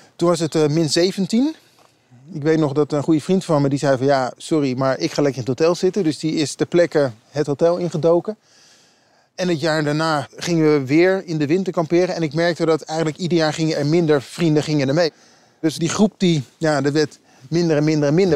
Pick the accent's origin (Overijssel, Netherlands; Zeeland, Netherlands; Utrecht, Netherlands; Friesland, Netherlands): Utrecht, Netherlands; ik kom zelf uit Utrecht